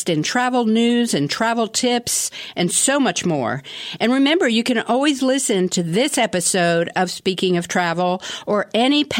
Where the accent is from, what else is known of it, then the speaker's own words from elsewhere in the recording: Washington, District of Columbia, United States; I'm from Washington, D.C., so I always consider myself a Washingtonian